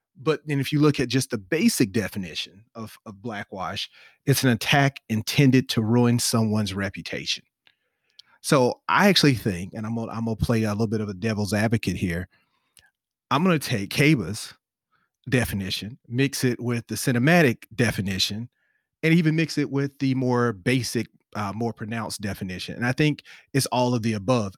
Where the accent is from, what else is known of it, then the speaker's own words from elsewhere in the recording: the South, United States; I'm from the South